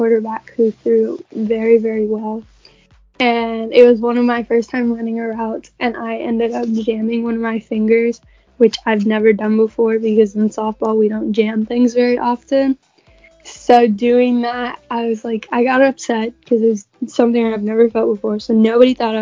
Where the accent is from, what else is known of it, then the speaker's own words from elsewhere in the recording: Ruskin, Florida, United States; I am from Ruskin, Florida